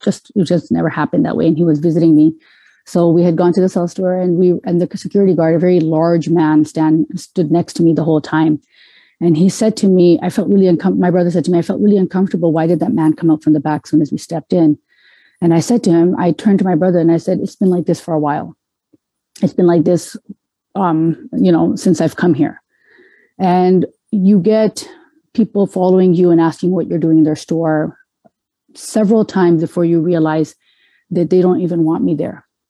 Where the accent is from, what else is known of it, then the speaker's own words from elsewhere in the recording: Canada; moved away as an adult; also born or lived in Metro Detroit, Michigan, United States; now in Detroit, United States; I was born and raised in Canada, so I saw myself as a Canadian